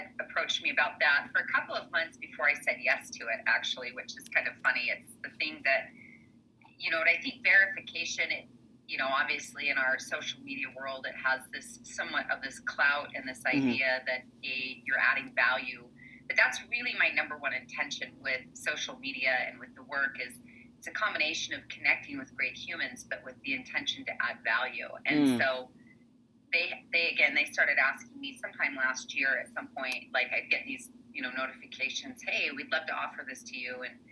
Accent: Salt Lake City, Utah, United States; born or raised there

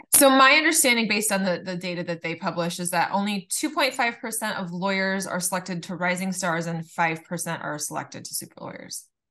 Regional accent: Laguna Beach, California, United States; I grew up in Laguna Beach

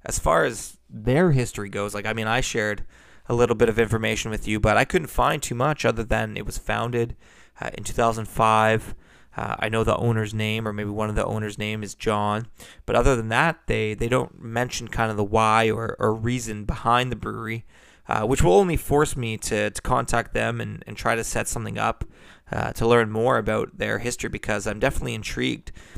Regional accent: Burlington, Ontario, Canada; Burlington, Ontario. That's my hometown

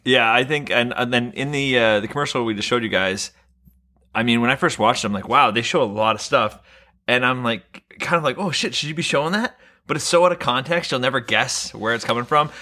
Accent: Vancouver, British Columbia, Canada; I'm born and raised in Vancouver

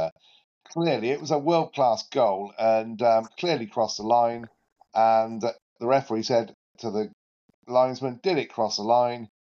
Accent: Oxford, South East England, United Kingdom; now in Luton, United Kingdom; my hometown club, Oxford United

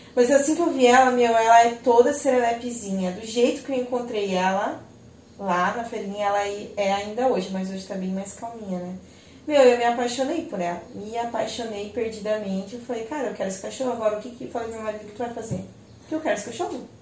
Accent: Joinville, Santa Catarina, Brazil; eu sou daqui de Joinville, né, nunca saí daqui para morar em outro lugar

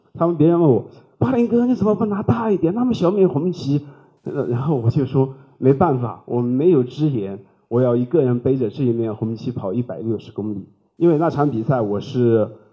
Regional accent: China; 我一个中国人，是第一个完成美国大满贯的中国大陆选手

